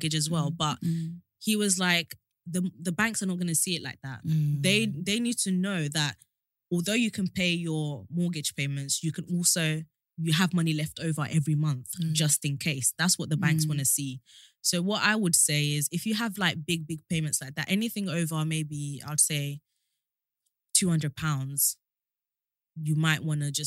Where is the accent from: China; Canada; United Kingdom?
United Kingdom; Kent, South East England; I've always lived in Kent, so I bought in Kent.